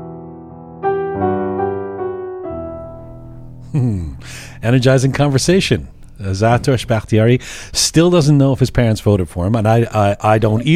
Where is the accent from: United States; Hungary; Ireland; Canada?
Canada; I'm Canadian